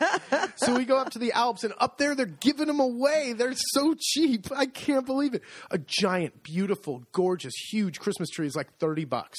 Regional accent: United States; moved away as an adult; now in Italy; I'm very American

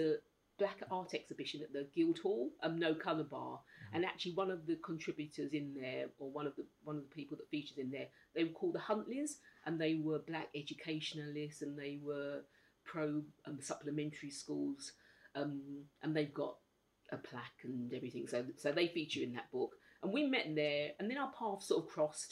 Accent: London, United Kingdom; I've been brought up in London.

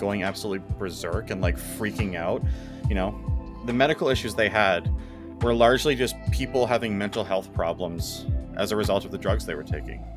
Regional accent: Canada; we're Canadian

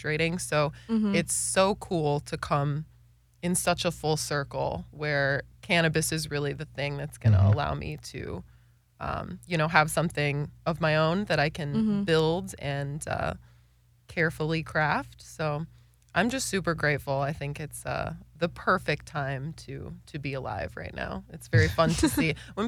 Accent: Wisconsin, United States; moved away; Very rural Wisconsin. Very small town Wisconsin

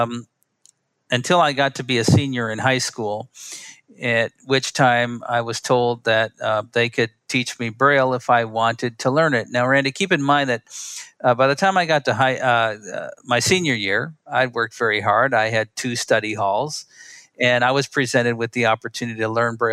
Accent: Milwaukee, Wisconsin, United States; I grew up in Milwaukee, Wisconsin.

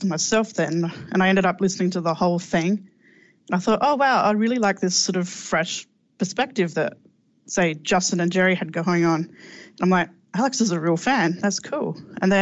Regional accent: Australia; I'm Australian

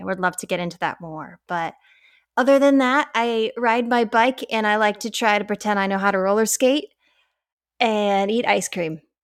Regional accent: Colorado, United States; I was raised in Colorado

